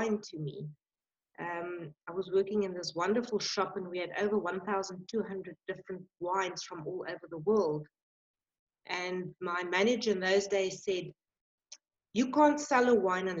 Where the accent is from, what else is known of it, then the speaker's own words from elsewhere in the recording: Johannesburg, Gauteng, South Africa; moved away; I was born in Johannesburg, quite away from the winelands